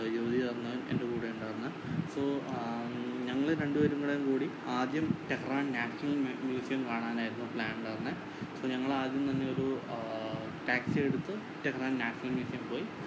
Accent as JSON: {"language": "Malayalam", "country": "India", "said": "ഞാൻ ഇന്ത്യയിൽ നിന്നാന്ന്"}